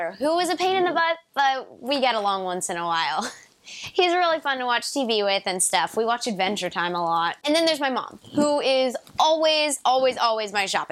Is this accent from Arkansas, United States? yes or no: no; Florida, United States; moved away as an adult; now in Los Angeles, United States; We're originally from Florida, but we've been in LA for the past 6 years.